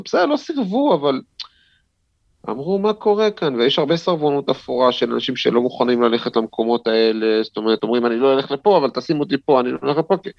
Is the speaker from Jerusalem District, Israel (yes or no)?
yes; Jerusalem, Jerusalem District, Israel; נולדתי בעצם בירושלים, בבית וגן, בעוזיאל, אבל מגיל שלוש בערך עברנו לגילו, עד גיל 19